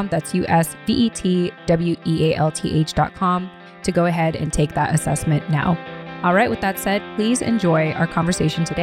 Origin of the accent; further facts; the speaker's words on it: Yokosuka, Kanagawa, Japan; born there; having been a military child with parents from the Philippines, but being born in Japan in Yokosuka military base, you know, on American soil